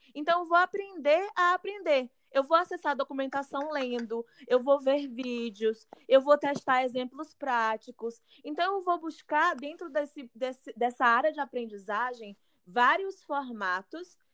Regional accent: Northeast Region, Brazil; moved away as an adult; also born or lived in Southeast Brazil; eu sinto enquanto mulher negra e nordestina, que saí do Nordeste, vim aqui para o Sudeste para tentar carreira

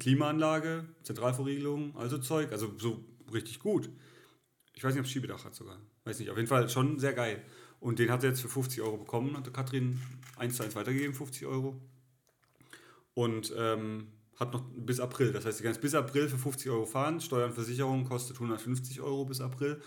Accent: village near Ettlingen, Baden-Württemberg, Germany; in Ettlingen, nächste größere Stadt, in, da wo ich herkomme

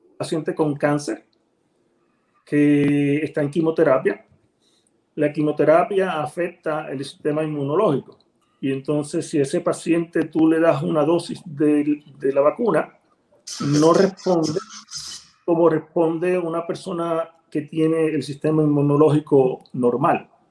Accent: Ponce, Puerto Rico; moved away as an adult; also born or lived in Dominican Republic / Livingston, New Jersey / Miami; now in Abilene, Texas, United States; nací y me crié en Ponce, Puerto Rico

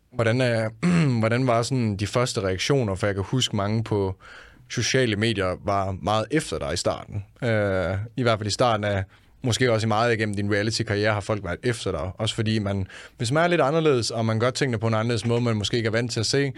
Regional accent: Denmark; Jeg er fra Jylland af

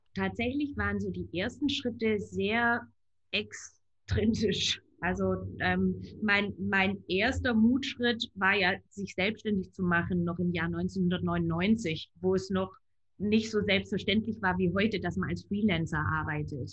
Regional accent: rural Baden-Württemberg, Germany; Ich bin werte konservativ auf dem Land in Baden-Württemberg aufgewachsen

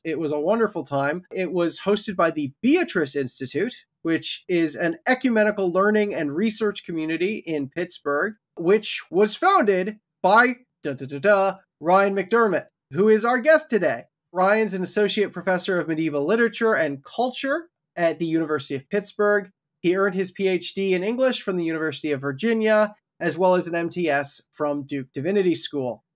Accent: Canada; me as a Canadian who's never held a gun before.

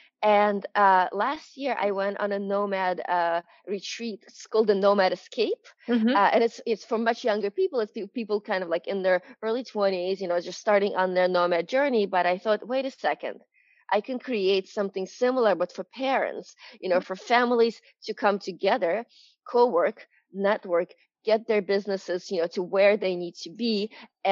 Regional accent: New York, United States; I'm from New York

